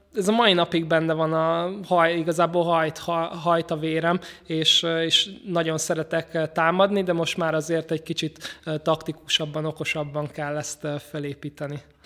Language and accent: Hungarian; Budapest, Hungary; én 18. kerületben nőttem föl